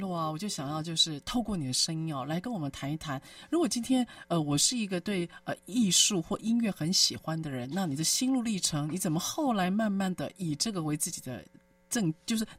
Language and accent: Chinese; Taipei, Taiwan; 因为我们那时候小时候很穷嘛，我老家在万华。